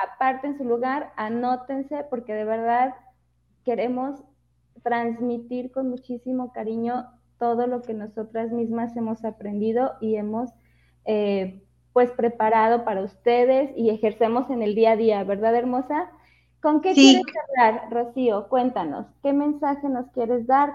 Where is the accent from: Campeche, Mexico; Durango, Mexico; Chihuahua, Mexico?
Durango, Mexico; moved away; la ciudad de Durango, mi tierra natal